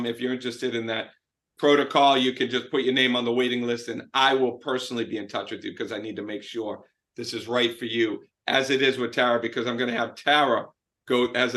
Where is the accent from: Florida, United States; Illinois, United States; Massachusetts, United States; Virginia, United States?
Massachusetts, United States; Boston; I'm from Boston. I'm Italian